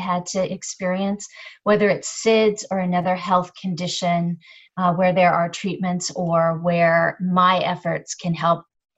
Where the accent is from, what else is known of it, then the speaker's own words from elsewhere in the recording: Charleston, Illinois, United States; also born or lived in Littleton, Colorado / Knoxville, Illinois; I'm originally from Illinois, Charleston, Illinois. Little rural town, that's where my parents grew up, but we moved all across the country.